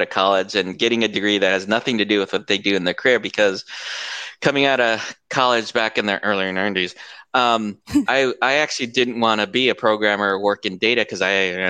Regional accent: United States; moved away as an adult; now in Philippines; I was born and raised outside of the States, or outside of the Philippines in the States, and I've moved to the Philippines now

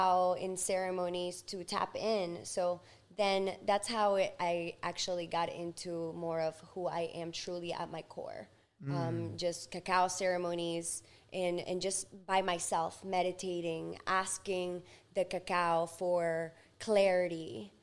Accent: Ecuador; English is a second language; now in United States; I was born in Ecuador in 1990

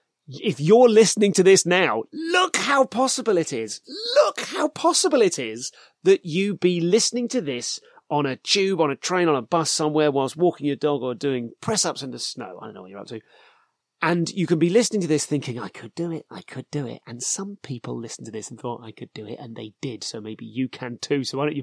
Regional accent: United Kingdom; I'm too British to sit there and broadcast people telling me that the thing's important to them

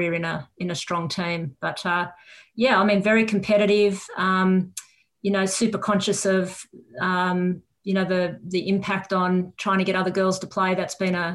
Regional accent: Newcastle, New South Wales, Australia; also born or lived in Sydney / Wollongong; We landed in Newcastle when I was about six

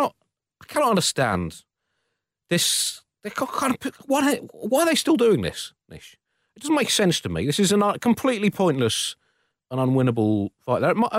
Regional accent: London, United Kingdom; as a Londoner

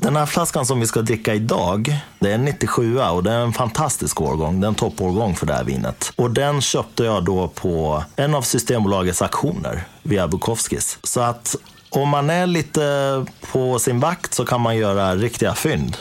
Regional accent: Dalarna County, Sweden; hemma i Dalarna

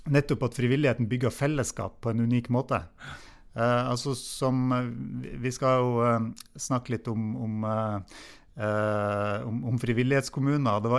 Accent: Nesna, Nordland, Norway; da jeg vokste opp eh, på, på Nisna på, på 80-tallet

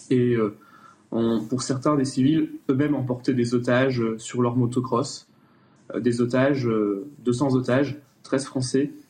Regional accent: France; Et que en tant que Français, nous avons le devoir euh, de pouvoir euh, expliquer au gouvernement israélien

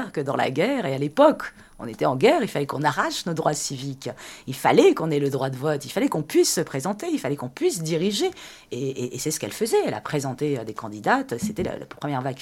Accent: France; Et je considère qu'en France, en tant que Française, j'ai mes droits.

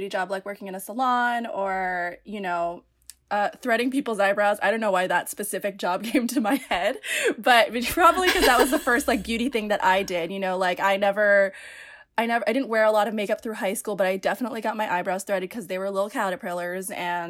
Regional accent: Philippines; And when I'm Filipino. So Filipinos, they don't celebrate sweet 16s. They celebrate debuts, spelled like debut.

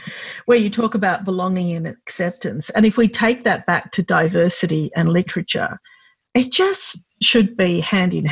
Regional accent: Australia; I was born here, yeah. but when I was growing up, I was definitely considered Lebanese by the community

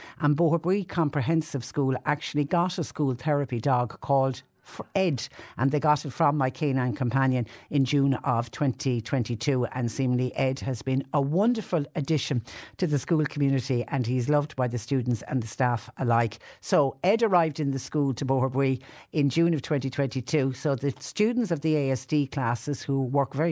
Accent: Clonmel, Munster, Ireland; I'm from Clonmel

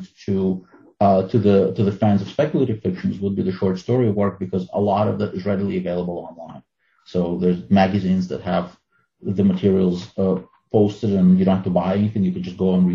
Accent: Ukraine; first language Russian; English is a second language; also born or lived in Soviet Union / New York City, United States; now in United States; I grew up in the Soviet Union. I was born in Ukraine and my native language is Russian.

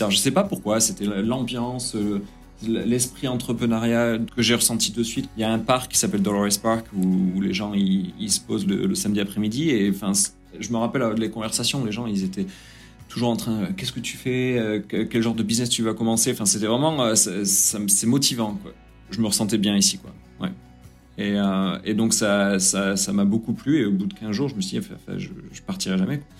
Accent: France; moved away as an adult; also born or lived in New Zealand / England; now in United States; Euh, je suis parti de la France à 18 ans. Euh, je suis parti en Nouvelle-Zélande. Et j'ai voyagé pas mal en Nouvelle-Zélande, après en Angleterre, autour du monde.

